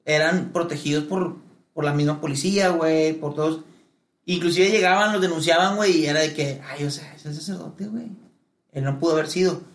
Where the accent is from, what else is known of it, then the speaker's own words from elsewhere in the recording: Monterrey, Nuevo León, Mexico; en Monterrey somos la mera verga